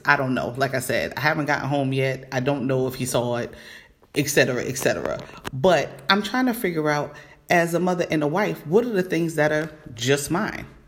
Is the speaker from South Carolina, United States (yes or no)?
no; New York City, New York, United States; the regular one in New York, which is my hometown, BX all day